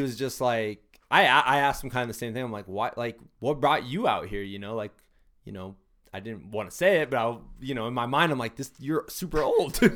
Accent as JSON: {"language": "English", "country": "United States", "tie": "born or raised there", "also_born_or_lived": "Iowa City", "said": "And I grew up on the Mississippi River. My dad had a house on the river."}